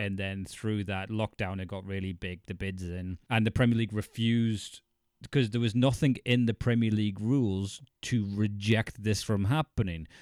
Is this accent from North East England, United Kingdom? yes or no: yes; County Durham, North East England, United Kingdom; moved away as an adult; I'm County Durham border and family's Geordie